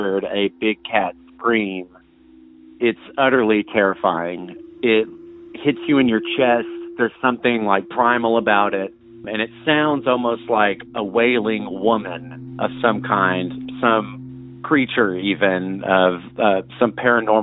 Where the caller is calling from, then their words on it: Arkansas, United States; I'm calling from the Ozarks